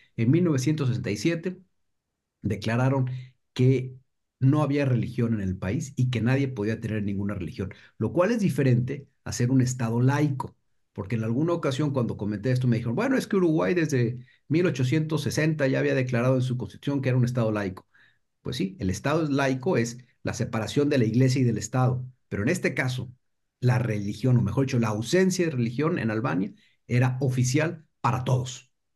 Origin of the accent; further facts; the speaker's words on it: Mexico; siendo mexicano